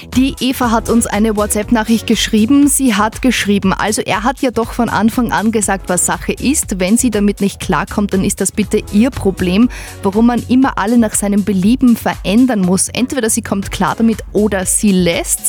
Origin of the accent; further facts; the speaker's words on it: Upper Austria, Austria; wir Oberösterreicher